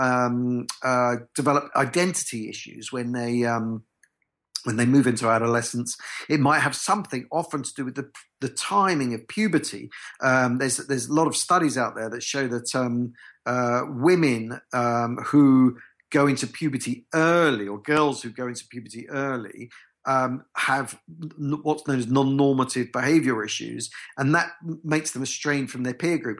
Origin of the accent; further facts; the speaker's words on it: Essex, East of England, United Kingdom; I was brought up in Essex